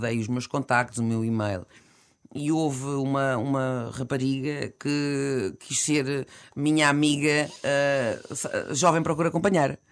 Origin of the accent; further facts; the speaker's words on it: Alcobaça, Leiria District, Portugal; o Cherky, que é meu conterrâneo, da Alcobaça